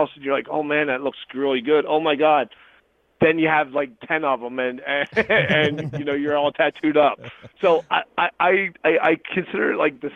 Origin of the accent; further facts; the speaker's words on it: New Jersey, United States; now in Florida, United States; I was born and raised in South Jersey, both me and Chaz were